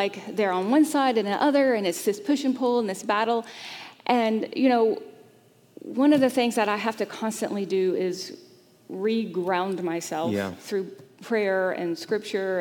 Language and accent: English; Greenville, South Carolina, United States; moved away as an adult; now in Charlotte, United States; I grew up in the South. I grew up in a bit of a bubble. Greenville, South Carolina